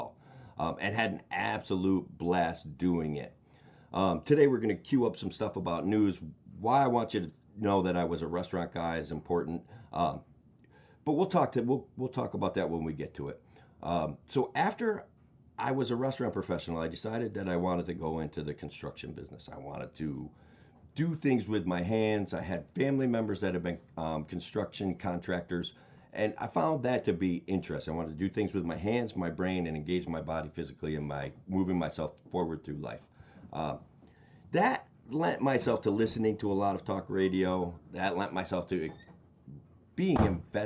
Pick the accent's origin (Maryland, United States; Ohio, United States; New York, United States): New York, United States; Oneonta; also born or lived in Binghamton, New York; I'm a resident of Central New York my entire life. I grew up in Oneonta, New York, which is a small town near Cooperstown.